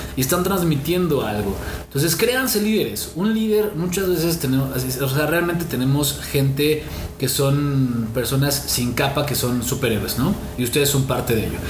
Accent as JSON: {"language": "Spanish", "country": "Mexico", "said": "nos tachan como mexicanos"}